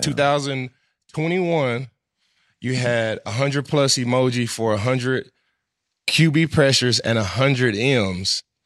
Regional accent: Dallas, Texas, United States; I'm from Dallas

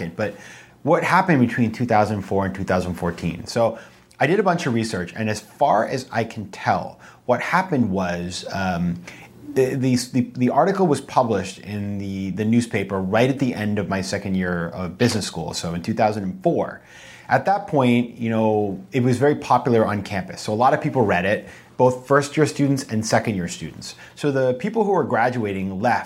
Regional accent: Sanford, Maine, United States; moved away; also born or lived in New York City / Boston; I'm from the state of Maine. I'm from a small town called Sanford, about 20,000 people.

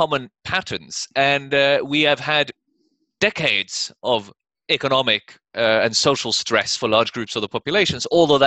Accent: Norway; moved away as an adult; also born or lived in United States; When I was growing up in Norway in the 80s

